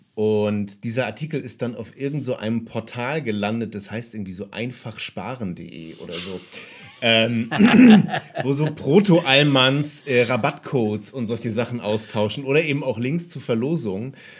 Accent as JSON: {"language": "German", "town": "Kiel", "region": "Schleswig-Holstein", "country": "Germany", "tie": "born or raised there", "said": "zweite Bar in meiner Heimatstadt Kiel, in der ich gearbeitet habe"}